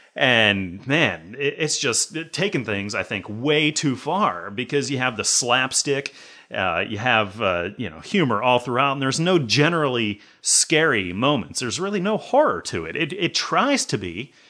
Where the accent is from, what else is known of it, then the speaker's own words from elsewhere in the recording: Pittsburgh, Pennsylvania, United States; now in Erie, United States; I'm in Erie right now, so I'm way up north, but uh, I've I've lived around Pittsburgh and stuff all of my life